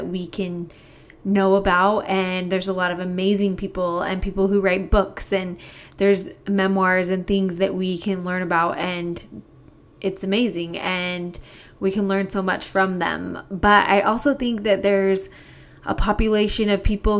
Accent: Kaysville, Utah, United States; I grew up in Kaysville, Utah. It's a small town about 30 minutes north of Salt Lake City.

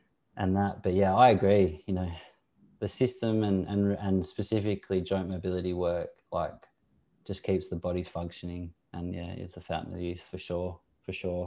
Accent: Sydney, New South Wales, Australia; moved away as an adult; also born or lived in England / Italy; I grew up in Sydney

